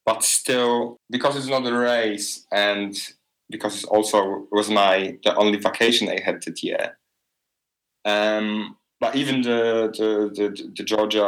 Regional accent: Poznan, Greater Poland, Poland; moved away as an adult; also born or lived in Warsaw / Berlin / Portugal / Iceland; I'm back in Poznan, which is my hometown in like Western Poland

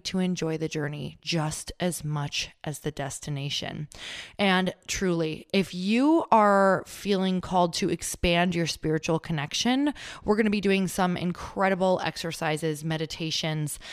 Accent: Midwest, United States; we're from the Midwest

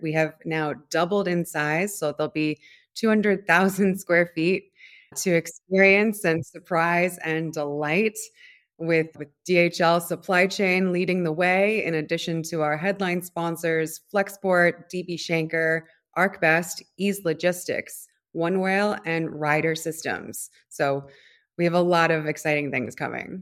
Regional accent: Providence, Rhode Island, United States; moved away; also born or lived in Washington, D.C. / New York / Rio de Janeiro / São Paulo; I'm from Providence, Rhode Island

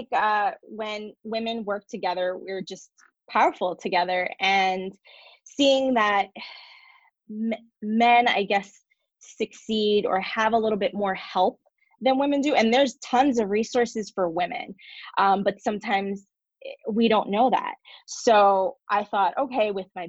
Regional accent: New Jersey, United States; moved away as an adult; now in San Diego, United States; I am originally from New Jersey

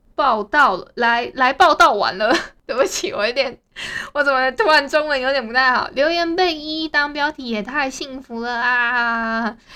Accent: Hualien County, Taiwan; 我们花莲这边啊，其实有蛮多的所谓的猫友大队

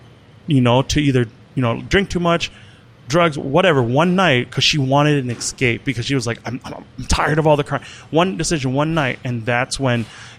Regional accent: Wisconsin, United States; also born or lived in Ban Vinai refugee camp, Thailand / Lancaster County, Pennsylvania; now in Minneapolis, United States; Yeah, I'm a Wisconsin boy.

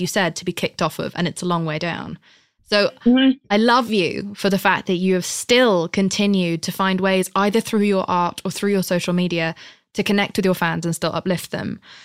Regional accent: United Kingdom; I'm British

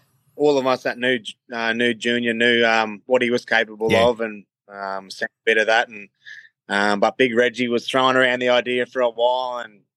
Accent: Hervey Bay, Queensland, Australia; moved away; I'm from Hervey Bay.

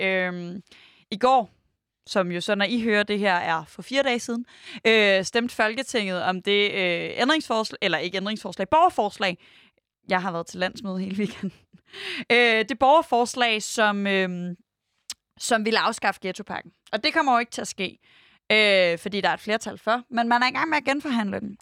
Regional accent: Denmark; vi som danskere altså vi i Danmark

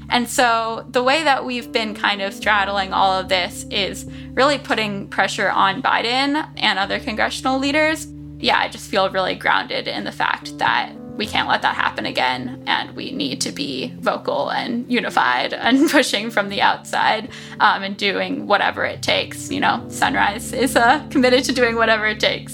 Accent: South Florida, United States; I grew up in South Florida

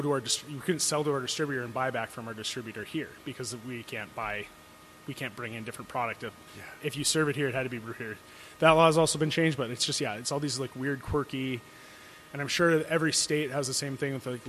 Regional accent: Fargo, North Dakota, United States; also born or lived in Moorhead, Minnesota; All 31 years of my life I've lived here. Well, I guess technically I lived in Moorhead, which is just 5-minute drive across the river.

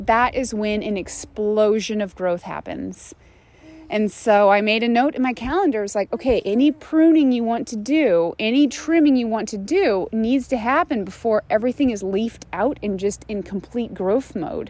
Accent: Phoenix, Arizona, United States; moved away as an adult; now in Northeast, United States; I grew up in Phoenix

